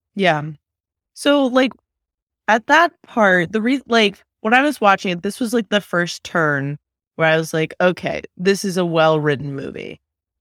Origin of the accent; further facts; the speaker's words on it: Bay Area, California, United States; when I was growing up in the Bay Area